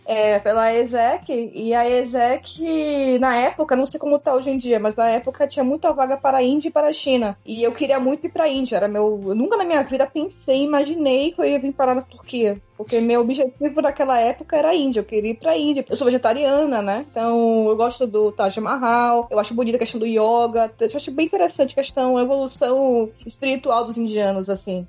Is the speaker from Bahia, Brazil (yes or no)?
yes; Salvador, Bahia, Brazil; moved away as an adult; now in Turkey; Eu sou de Salvador, minha cidade natal